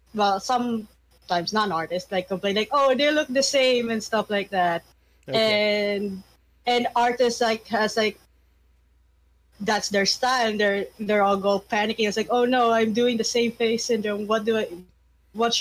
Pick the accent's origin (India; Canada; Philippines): Philippines; English is a second language; I'm Filipino